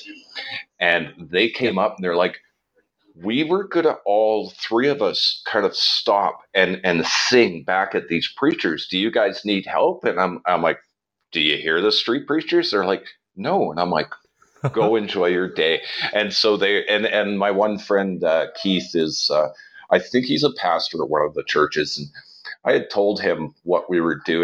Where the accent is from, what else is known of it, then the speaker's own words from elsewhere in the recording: Hamilton, Ontario, Canada; moved away as an adult; I was born and raised in Hamilton. And I left there when I was about 21